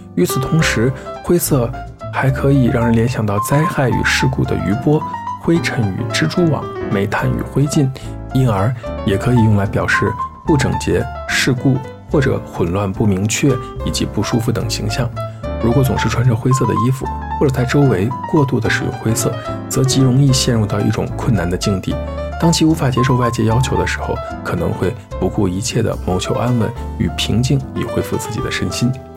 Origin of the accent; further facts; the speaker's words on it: Xi'an, Shaanxi, China; 作为一名西安人